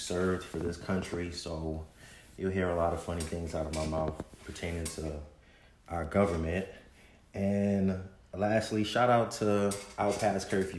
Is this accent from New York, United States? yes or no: yes; New York City, New York, United States; I am 35 years old. I am not old. That is called being seasoned. I'm originally from the Bronx.